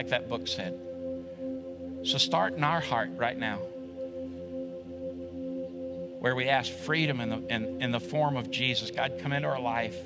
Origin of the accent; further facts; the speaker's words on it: United States; We as an American church